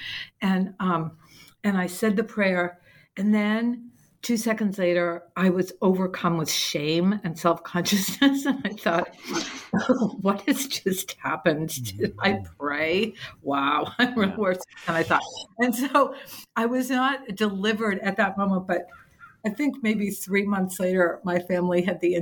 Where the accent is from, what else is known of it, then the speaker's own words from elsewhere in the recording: New England, United States; I come from New England where it's like, no, you just work harder and that's how you get.